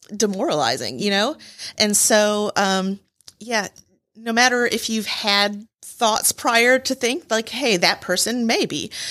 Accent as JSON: {"language": "English", "region": "Michigan", "country": "United States", "moved": "as an adult", "lives_now": "Rome, Georgia, United States", "said": "I am from Michigan"}